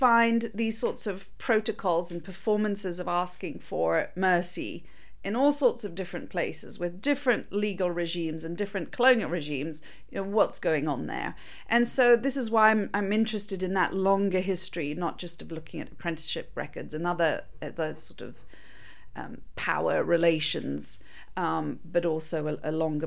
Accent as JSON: {"language": "English", "country": "Mauritius", "tie": "born or raised there", "said": "I'm from Mauritius"}